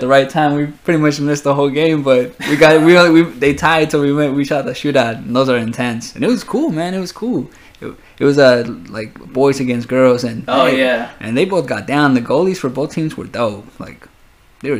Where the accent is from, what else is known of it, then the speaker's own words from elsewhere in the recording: the Bay Area, California, United States; I'm like from the Bay